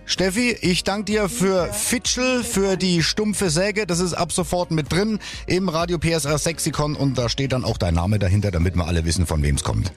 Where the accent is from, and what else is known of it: Saxony, Germany; accent: Saxon